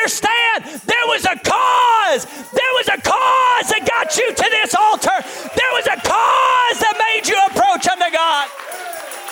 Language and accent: English; United States; We're American